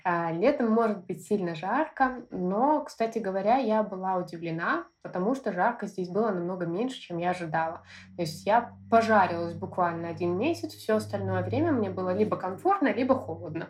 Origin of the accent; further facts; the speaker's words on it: Belarus; moved away as an adult; now in Australia; я из Беларуси